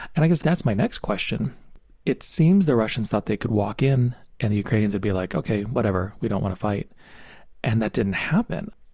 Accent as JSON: {"language": "English", "country": "United States", "also_born_or_lived": "Arizona", "said": "we're American"}